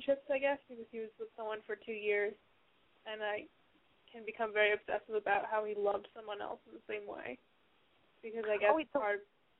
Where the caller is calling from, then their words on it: New York, United States; I'm living in New York.